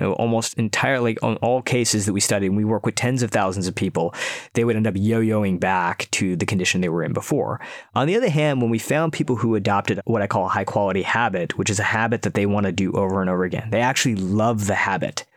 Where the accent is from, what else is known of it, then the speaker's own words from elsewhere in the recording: outside of Detroit, Michigan, United States; moved away; also born or lived in San Francisco, United States / Silicon Valley, United States; move back to my hometown outside of Detroit